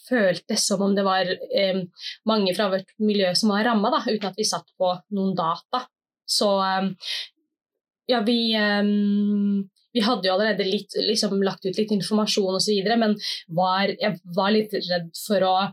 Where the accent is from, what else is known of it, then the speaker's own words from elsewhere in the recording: Somalia; Og jeg kjente jo liksom på kroppen som somalier ute i, ja, ute i offentligheten